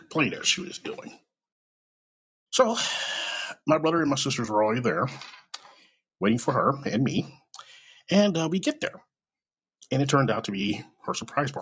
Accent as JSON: {"language": "English", "town": "Kansas City", "region": "Missouri", "country": "United States", "tie": "born or raised there", "also_born_or_lived": "California"}